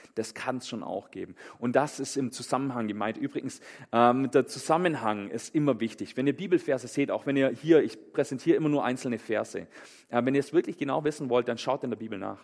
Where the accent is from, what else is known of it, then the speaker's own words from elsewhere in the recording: Germany; bei uns in Deutschland